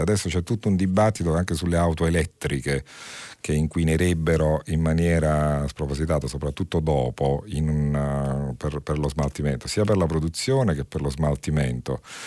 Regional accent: Naples, Campania, Italy; lo dico da napoletana

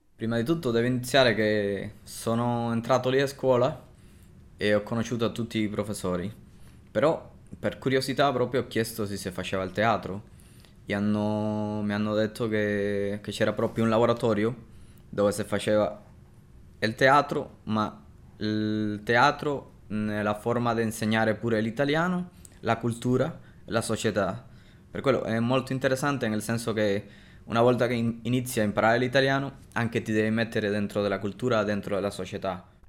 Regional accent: Cuba; Italian is a second language; now in Rome, Italy; era proprio tornare a, a Cuba, viaggiare in un attimo al mio paese

